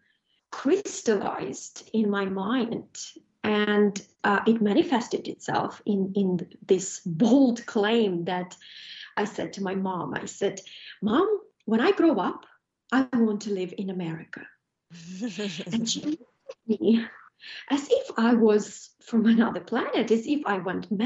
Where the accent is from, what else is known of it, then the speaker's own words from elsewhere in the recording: Ukraine; now in United Kingdom; I was born in Ukraine in abject poverty.